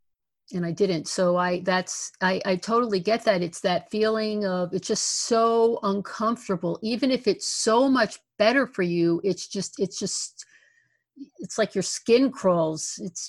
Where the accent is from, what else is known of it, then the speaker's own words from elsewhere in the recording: Newark, New Jersey, United States; moved away as an adult; also born or lived in Southern California; I'm originally from Newark, and from that area.